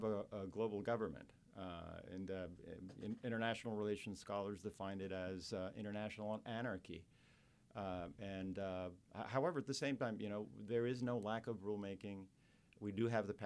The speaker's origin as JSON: {"language": "English", "country": "Costa Rica", "moved": "as an adult", "lives_now": "New Orleans, United States", "said": "I came to pursue graduate education at Tulane as a passport or a ticket to go back to my home country to direct a research center. It's Costa Rica."}